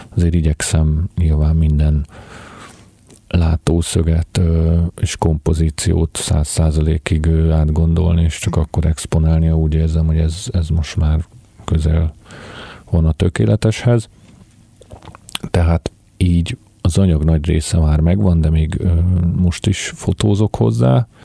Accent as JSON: {"language": "Hungarian", "region": "Budapest", "country": "Hungary", "tie": "born or raised there", "said": "én született budapesti vagyok"}